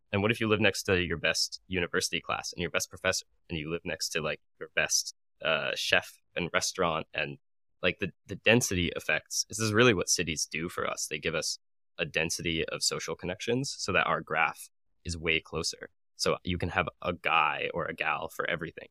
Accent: Arizona, United States; moved away as an adult; also born or lived in San Francisco; now in New York, United States; I moved to San Francisco and then I moved to New York from Arizona, which is my hometown

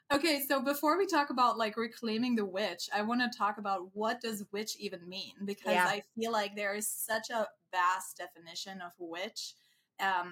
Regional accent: Germany; moved away; very close to where I come from, I'm from Germany, very close to my hometown

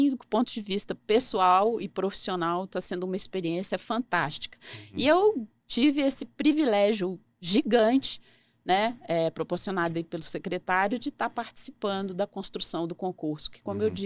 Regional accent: Belo Horizonte, Minas Gerais, Brazil; also born or lived in Vitória / Campinas / São Paulo; now in Brasília, Brazil; É, sou originária de Belo Horizonte, Minas Gerais, mas já morei em Vitória, Campinas, São Paulo, agora estou em Brasília né?

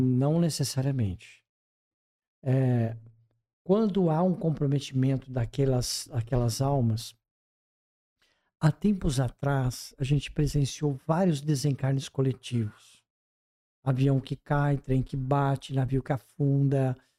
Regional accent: Brazil; como brasileiros

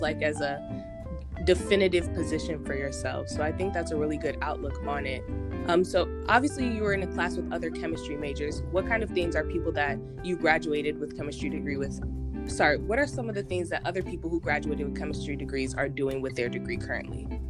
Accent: Homewood, Illinois, United States; moved away; I'm originally from Homewood, Illinois

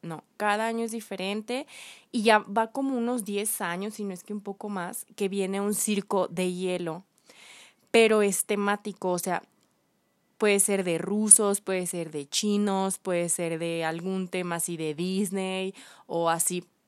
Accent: León, Guanajuato, Mexico; somos, somos de León

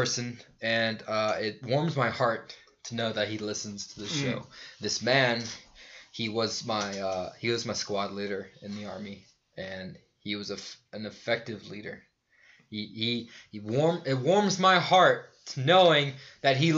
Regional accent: United States; I'm American

